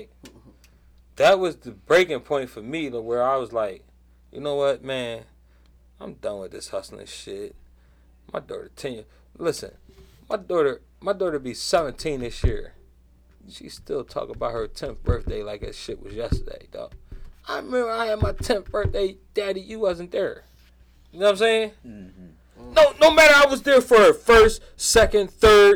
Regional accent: Philadelphia, Pennsylvania, United States; growing up in Southwest

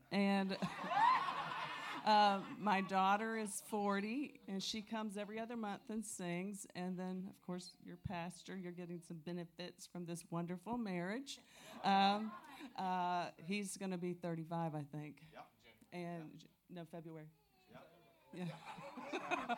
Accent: Tampa, Florida, United States; I'm from Tampa, Florida

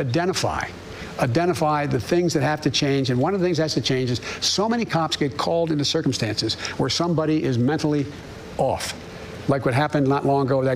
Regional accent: Claymont, Delaware, United States; also born or lived in Scranton, Pennsylvania; the neighborhood I grew up in Claymont

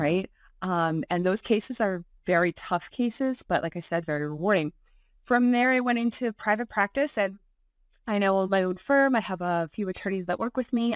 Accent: Buffalo, New York, United States; now in Albany, United States; I was born and raised in Buffalo

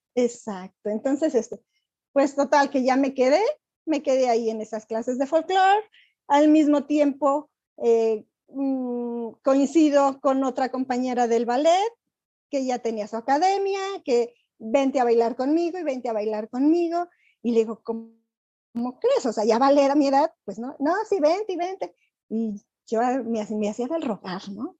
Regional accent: Querétaro, Mexico; also born or lived in Acámbaro, Guanajuato; soy nacida de Acámbaro, Guanajuato, pero yo llegué aquí a Querétaro cuando tenía cinco años, entonces realmente yo soy más queretana.

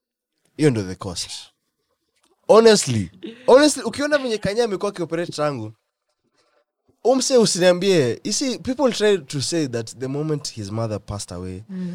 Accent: Kenya; I can say that as a Kenyan

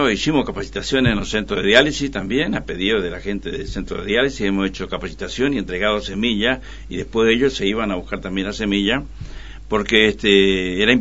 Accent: Pirané, Formosa, Argentina; soy de Pirané. Y mi mamá, ama de casa, y mi papá, sastre.

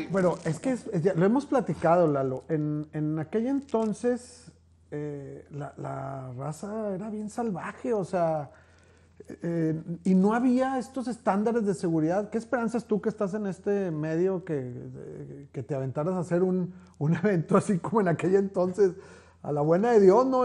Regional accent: Monterrey, Nuevo León, Mexico; estábamos los del centro

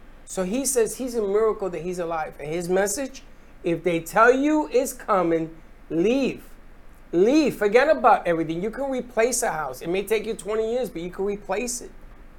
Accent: Florida, United States; I'm a Floridian.

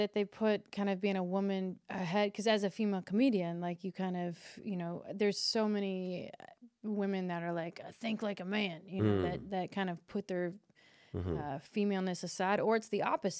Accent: Kentucky, United States; I'm from Kentucky.

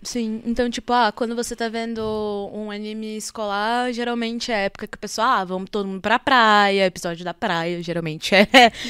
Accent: Brazil; a gente é brasileiro

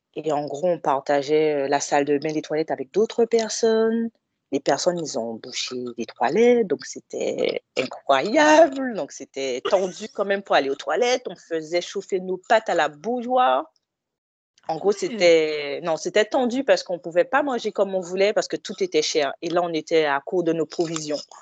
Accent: Guadeloupe; now in Villeneuve-le-Roi, France; je viens de la Guadeloupe

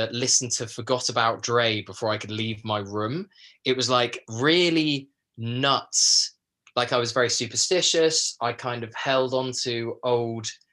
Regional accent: a small village in Kent, South East England, United Kingdom; I come from a small like village in Kent

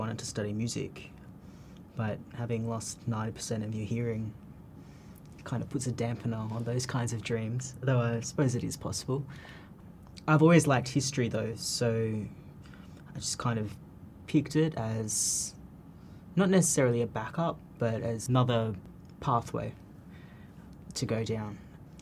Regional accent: Canberra, Australian Capital Territory, Australia; moved away; I was born in Canberra

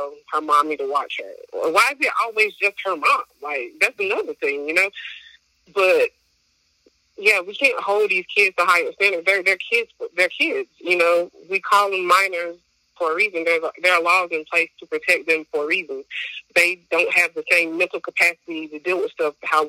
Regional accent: Wilson, United States; also born or lived in Camden, New Jersey; I'm from New Jersey, but I was raised in Wilson

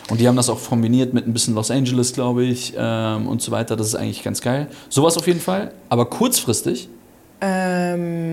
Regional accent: Germany; moved away; Also ich bin schon Deutscher, aber Halb. ich, ich, bin halber Deutscher quasi

